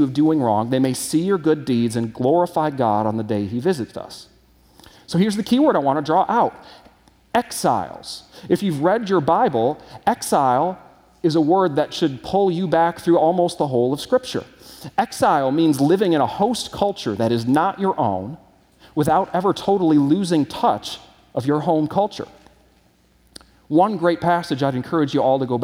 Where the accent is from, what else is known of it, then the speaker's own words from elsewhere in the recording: United States; moved away as an adult; also born or lived in Australia; as an American citizen watching this foreign election cycle, even while I'm living there